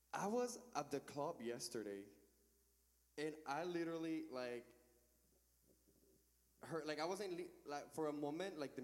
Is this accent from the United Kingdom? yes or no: no; Venezuela; moved away as an adult; also born or lived in Orlando; now in Raleigh, United States; I grew up in church, like I mentioned earlier. A certain age during college, I moved out of my hometown to a different city. This was back in my country, in Venezuela.